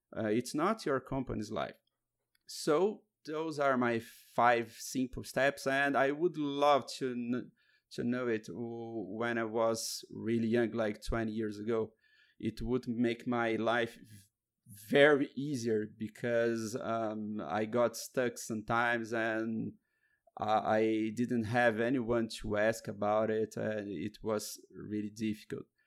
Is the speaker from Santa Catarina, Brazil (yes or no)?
no; Curitiba, Paraná, Brazil; I'm from Curitiba, Brazil